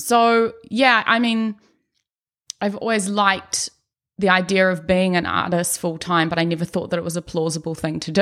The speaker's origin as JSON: {"language": "English", "region": "Auckland", "country": "New Zealand", "tie": "born or raised there", "also_born_or_lived": "Birmingham, England", "accent": "Brummie", "said": "moved to Auckland, New Zealand when I was five years old, me, my sister, my parents. And, yeah, grew up around Ellerslie area mostly"}